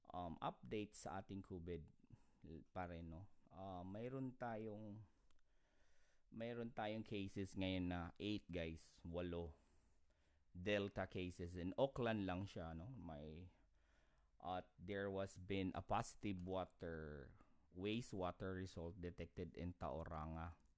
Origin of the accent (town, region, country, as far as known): Philippines; moved away as an adult; now in New Zealand